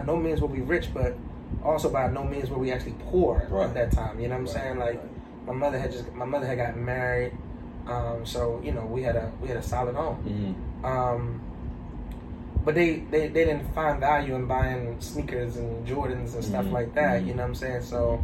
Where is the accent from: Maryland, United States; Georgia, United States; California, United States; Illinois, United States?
Maryland, United States; Baltimore; I'm from East Baltimore